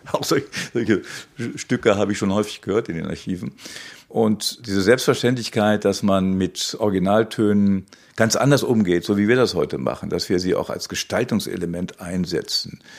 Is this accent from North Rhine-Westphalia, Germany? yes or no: no; Hanover, Lower Saxony, Germany; Ich war in Hannover in meiner Heimatstadt